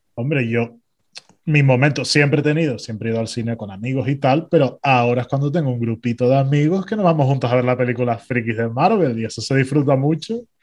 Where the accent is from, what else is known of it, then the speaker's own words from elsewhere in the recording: Tenerife, Canary Islands, Spain; somos tinerfeños